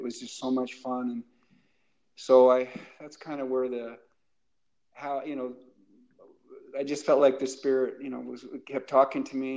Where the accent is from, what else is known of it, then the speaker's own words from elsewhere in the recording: Boise, Idaho, United States; when I was a little boy growing up, and I grew up in Boise